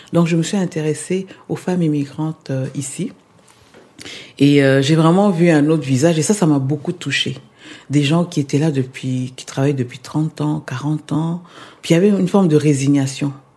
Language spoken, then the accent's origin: French; Kinshasa, DR Congo; moved away as an adult; also born or lived in Argentina / Quebec; now in Montreal, Canada; Je suis née à Kinshasa